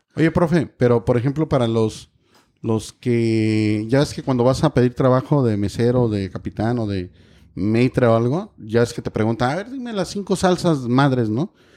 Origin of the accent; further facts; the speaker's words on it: Guerrero, Mexico; tengo muchos recuerdos de mi infancia en Guerrero, en, en la sierra